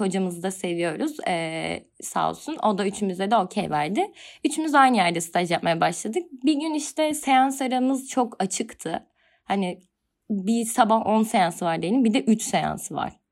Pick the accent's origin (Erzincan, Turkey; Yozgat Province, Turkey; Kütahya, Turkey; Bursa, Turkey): Kütahya, Turkey; moved away as an adult; now in Istanbul, Turkey